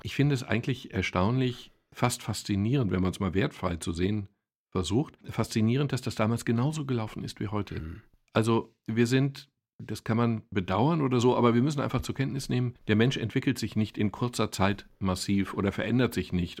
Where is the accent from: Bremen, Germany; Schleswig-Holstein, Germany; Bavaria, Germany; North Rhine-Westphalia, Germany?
North Rhine-Westphalia, Germany; Castrop-Rauxel; bei uns in Kastrop